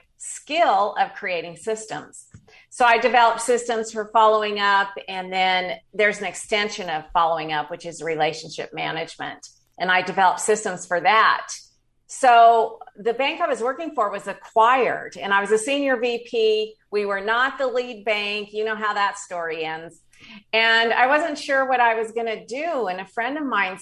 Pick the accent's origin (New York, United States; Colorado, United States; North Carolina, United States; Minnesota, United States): Colorado, United States; Denver; moved away as an adult; also born or lived in San Diego, California; I was raised in Denver, Colorado, and at the age of 19, moved to San Diego